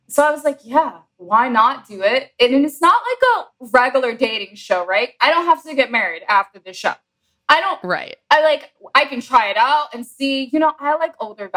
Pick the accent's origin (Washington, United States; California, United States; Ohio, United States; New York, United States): New York, United States; New York City; now in Miami, United States; I'm originally from New York City. I've been living in Miami for probably 11 years